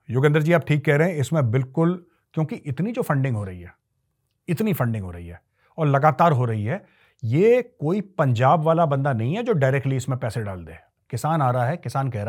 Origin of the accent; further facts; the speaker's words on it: Jharkhand, India; मैं भी झारखंड से हूं और झारखंड में नई पॉलिटिकल पार्टीज की वजह से नेक्सलाइट हमेशा इंक्रीज हो गए हैं